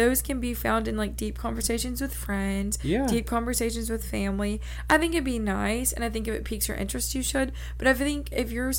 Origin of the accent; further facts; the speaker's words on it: the South, United States; small southern town